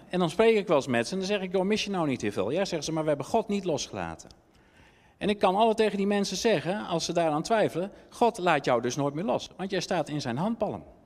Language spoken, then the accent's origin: Dutch; Netherlands; wij zijn Nederlanders